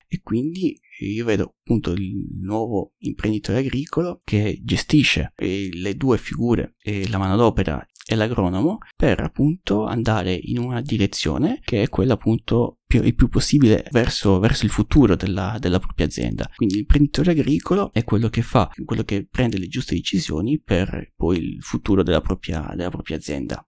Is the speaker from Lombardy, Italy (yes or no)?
no; Sardinia, Italy; dalle mie parti, in, in Sardegna